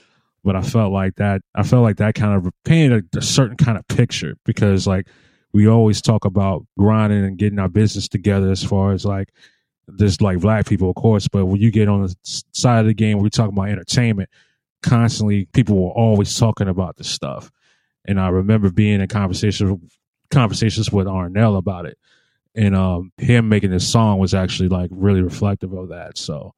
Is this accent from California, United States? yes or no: no; Nashville, Tennessee, United States; now in Washington, DC, United States; I'm originally from Nashville and I'm here in DC